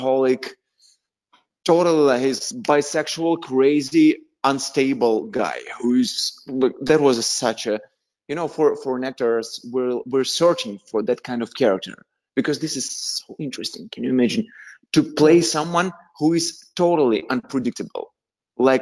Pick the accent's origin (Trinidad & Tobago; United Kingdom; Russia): Russia; Tula, Tula Oblast; English is a second language; moved away as an adult; also born or lived in Moscow, Russia; now in Los Angeles, United States; I'm from Russia. I'm from little city in Russia. I was born in little small town which called Tula.